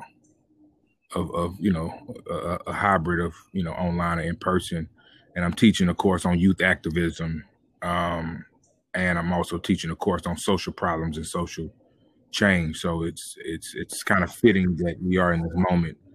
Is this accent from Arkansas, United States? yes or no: yes; Jacksonville, Arkansas, United States; moved away as an adult; now in Atlanta, United States; I'm born and raised in Jacksonville, Arkansas, which is, you know, about 15 minutes outside of Little Rock.